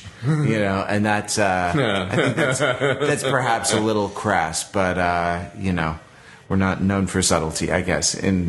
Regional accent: California, United States; he was starting speeches in my home state of California

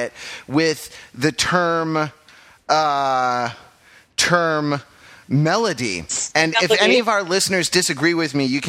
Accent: Los Angeles, California, United States; I grew up in Los Angeles

